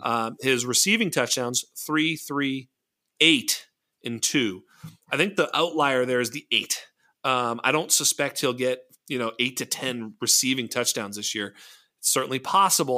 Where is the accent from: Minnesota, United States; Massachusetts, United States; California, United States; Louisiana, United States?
Massachusetts, United States; Boston; I'm from Boston